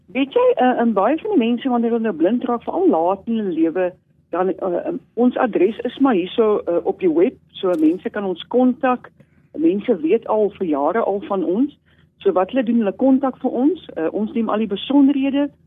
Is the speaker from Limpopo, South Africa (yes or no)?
no; Eastern Cape, South Africa; ek is so in, ehm, in baie lank terug gebore, ja, 1963 aan die Ooskaap